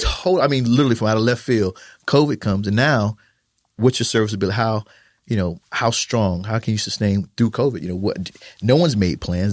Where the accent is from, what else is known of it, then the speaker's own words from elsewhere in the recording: Fort Lauderdale, Florida, United States; moved away as an adult; also born or lived in Germany; now in San Antonio, United States; I'm originally from Florida